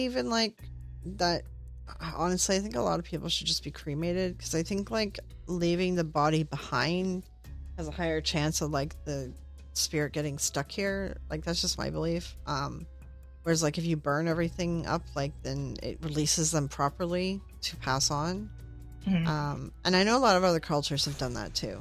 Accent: Canada; I'm Canadian

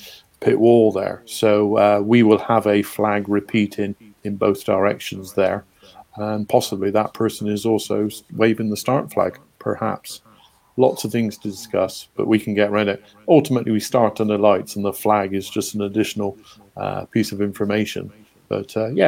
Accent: Forest of Dean, South West England, United Kingdom; I come from the Forest of Dean

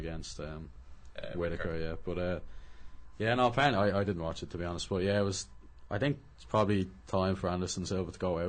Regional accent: Dublin, Leinster, Ireland; accent: North Dublin; I was born and bred in Dublin.

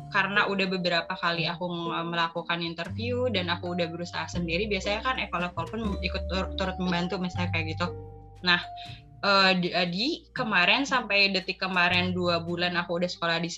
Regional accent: Sukabumi, West Java, Indonesia; also born or lived in Jakarta; Aku tuh lahirnya di Jakarta, tapi tiba-tiba kenapa harus tinggal di Sukabumi gitu.

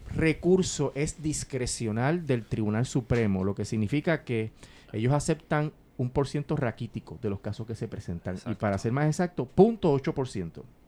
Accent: Puerto Rico; Puerto Rico, los puertorriqueños somos separados porque no somos parte de Estados Unidos

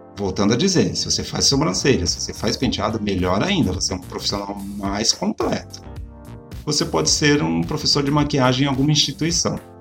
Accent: São Paulo, Brazil; Vocês sabem que eu sou de São Paulo

